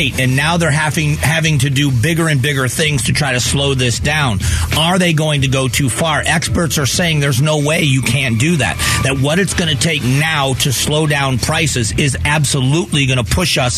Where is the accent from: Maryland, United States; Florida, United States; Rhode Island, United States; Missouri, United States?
Florida, United States; Southwest; I grew up in Southwest Florida